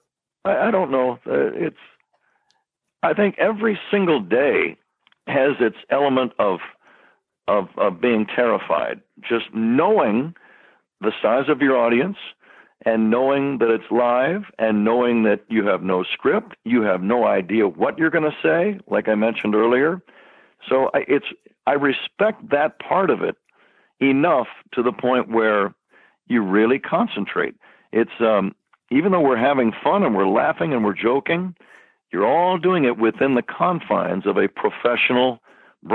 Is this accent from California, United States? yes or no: yes; San Jose, California, United States; now I'm in my hometown of San Jose